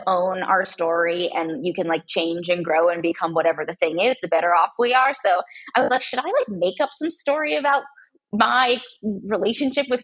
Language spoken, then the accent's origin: English; United States; also born or lived in San Diego, California / Portland, Oregon; I grew up half in San Diego and half in Portland, Oregon